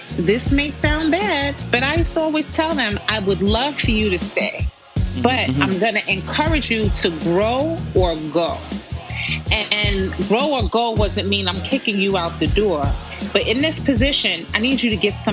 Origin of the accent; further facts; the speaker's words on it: New York City, New York, United States; as a New Yorker, you know, you finish high school